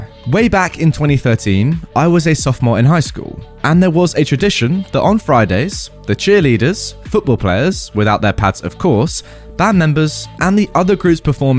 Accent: Texas, United States; I grew up in Texas, and it's still significantly hot in August and September.

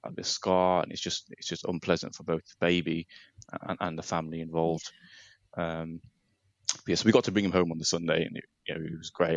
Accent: Nottingham, East Midlands, United Kingdom; I'm 35 from from Nottingham

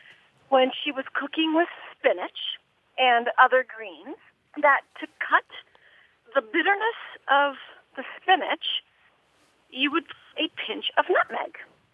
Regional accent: Peru; now in Wisconsin, United States; I grew up in South America

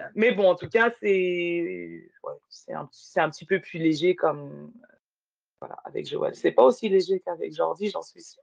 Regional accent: Val-d'Oise, Île-de-France, France; also born or lived in Paris; je suis née en France, tu vois, ah ben euh, née à Paris, j'ai grandi euh, dans le 95

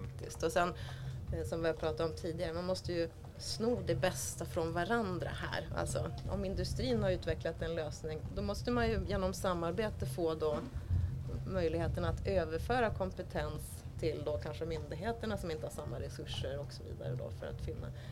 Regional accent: Sweden; numera i Sverige där jag kommer ifrån

